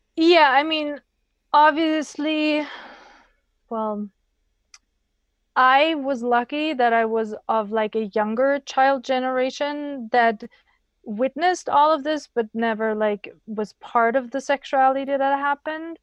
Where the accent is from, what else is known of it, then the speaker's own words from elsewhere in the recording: Germany; I grew up in Germany